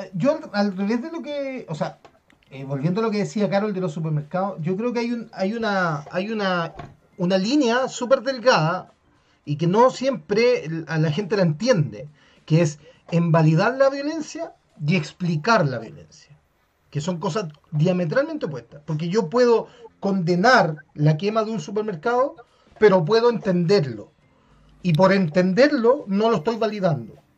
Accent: La Florida, Santiago Metropolitan Region, Chile; soy tan de la Florida que no me ubico

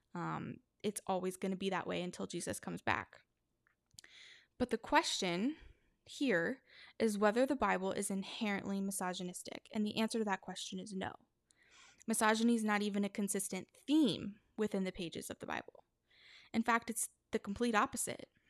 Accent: Texas, United States; my home state of Texas

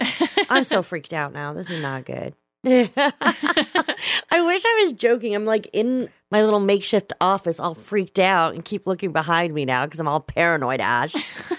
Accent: Kuwait City, Kuwait; now in Vermont, United States; I was born in Kuwait City. My dad, who's Egyptian, was teaching there. And so my mom, who is American and came from Oklahoma, actually, they moved there. So most of my childhood, I actually lived there.

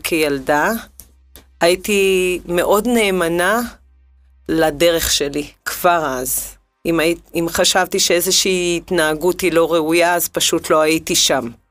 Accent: Israel; גדלתי בקיבוץ

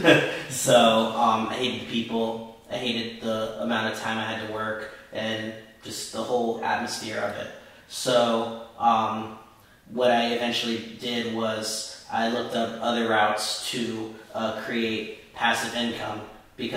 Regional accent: Belleville, New Jersey, United States; Belleville, my hometown

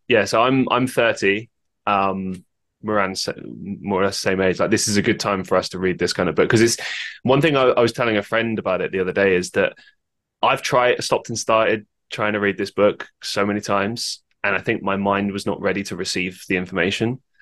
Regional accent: London, United Kingdom; I grew up in London

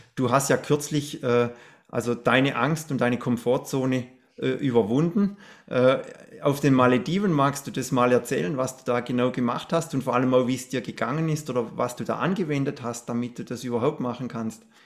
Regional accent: Black Forest, Baden-Württemberg, Germany; bei mir in der Straße, wo ich aufgewachsen bin

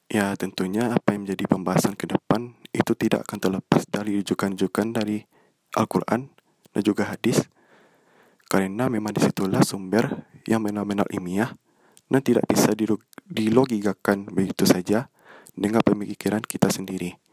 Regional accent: Bukittinggi, West Sumatra, Indonesia; Aku berasal dari Bukit Tinggi dan sekarang menjalani perkuliahan di jurusan Ilmu Komunikasi di salah satu perguruan tinggi negeri yang ada di Kota Padang.

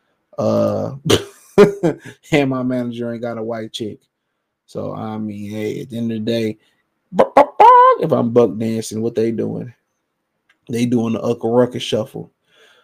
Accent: Cleveland, Ohio, United States; I'm from Cleveland

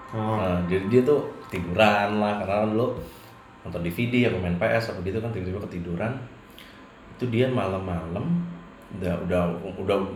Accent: West Java, Indonesia; karena gua orang Sunda ya jadi kan semua manggilnya kalau yang lebih tua tuh AA ya

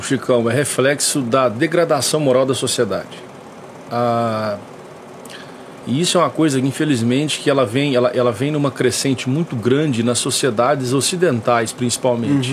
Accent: São Joaquim da Barra, São Paulo, Brazil; also born or lived in Conselheiro Lafaiete, Minas Gerais; eu sou natural de lá, mas eu vim para São Joaquim da Barra, eu vim muito novo. Eu vim, é, não tinha nem um ano de idade ainda quando eu vim para São Joaquim ah, da Barra.

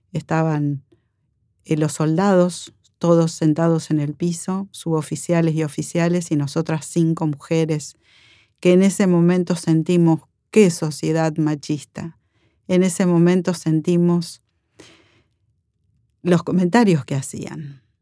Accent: Villa María, Córdoba, Argentina; moved away as an adult; also born or lived in Buenos Aires; Soy enfermera profesional, veterana de la Guerra de Malvinas. Soy oriunda de Córdoba, Villa María.

